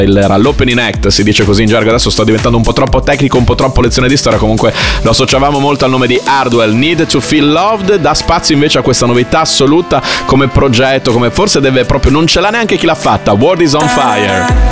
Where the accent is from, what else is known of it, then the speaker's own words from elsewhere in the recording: Bologna, Emilia-Romagna, Italy; io sono di Bologna